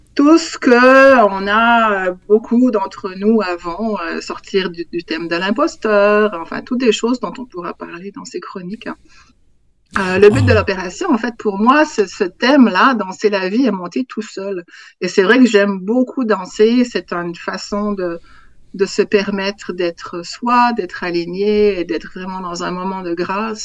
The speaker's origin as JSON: {"language": "French", "country": "Switzerland", "tie": "born or raised there", "also_born_or_lived": "Africa", "moved": "as an adult", "lives_now": "Quebec, Canada", "said": "je suis née en Afrique de parents suisses qui travaillaient là-bas. Et en, fait, je suis revenue en Suisse j'avais quatre mois."}